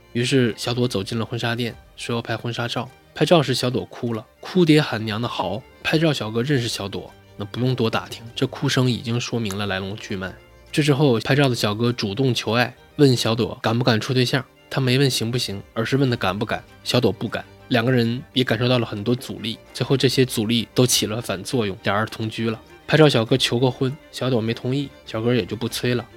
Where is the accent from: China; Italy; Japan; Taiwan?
China; Shenyang, Liaoning; now in Beijing, China; 因为我是在这长大的嘛